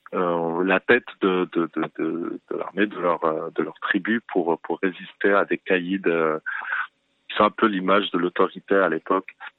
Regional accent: Fez, Fès-Meknès, Morocco; also born or lived in Paris, France / Rabat, Morocco; now in Casablanca, Morocco; je venais de Fès

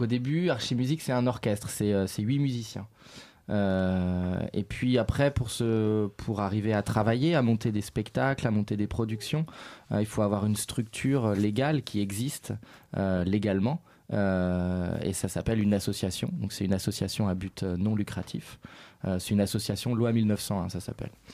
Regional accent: Le Mans, Pays de la Loire, France; moved away; also born or lived in Paris / Africa; je viens de province, je viens d'une ville qui s'appelle Le Mans, euh, dont euh, je me suis un peu échappé dès que j'ai pu

